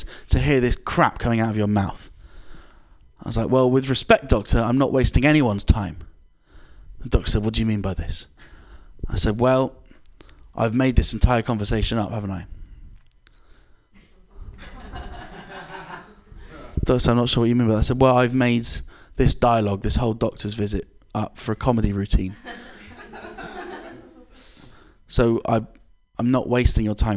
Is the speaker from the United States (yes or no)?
no; England, United Kingdom; I'm British